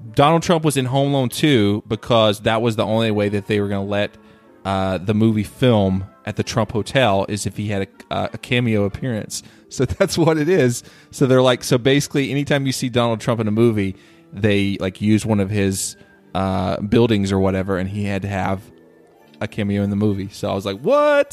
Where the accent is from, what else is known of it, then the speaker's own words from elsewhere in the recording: North Carolina, United States; I grew up in North Carolina.